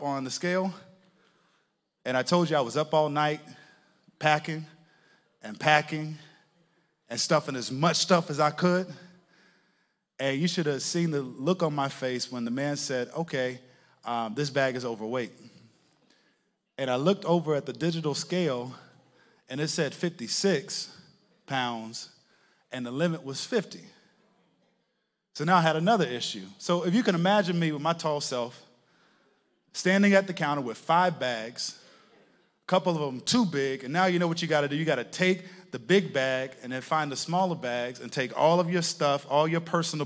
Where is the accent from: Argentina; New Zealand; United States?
United States; Texas; moved away as an adult; also born or lived in Connecticut; I'm from Texas, and I ended up in Connecticut because I went to college in Connecticut